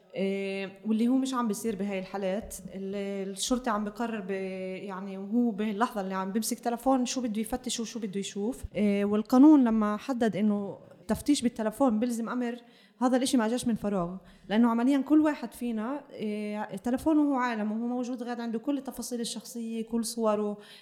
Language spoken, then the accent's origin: Arabic; Palestine; نواجهه هسه كفلسطينيين